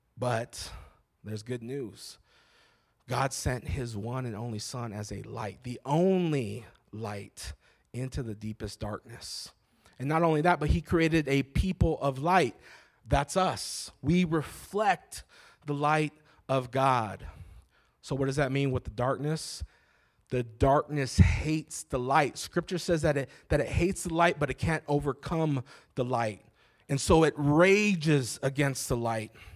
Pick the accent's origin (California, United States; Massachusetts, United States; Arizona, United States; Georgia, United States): Arizona, United States; Phoenix; also born or lived in Alhambra, Phoenix; I was born in Maryvale